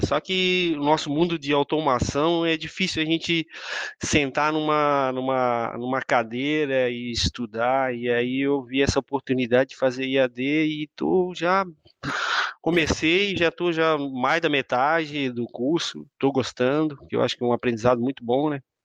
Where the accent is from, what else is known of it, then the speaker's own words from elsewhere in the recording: Imbituba, Santa Catarina, Brazil; also born or lived in São Mateus do Sul / São Francisco do Sul; now in Florianópolis, Brazil; eu sou natural de Imbituba, aqui perto de Florianópolis